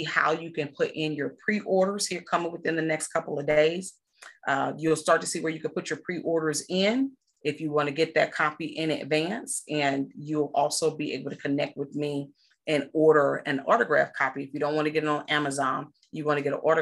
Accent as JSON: {"language": "English", "town": "McComb", "region": "Mississippi", "country": "United States", "tie": "born or raised there", "also_born_or_lived": "England", "moved": "yes", "lives_now": "Texas, United States", "said": "I'm born and raised in Mississippi"}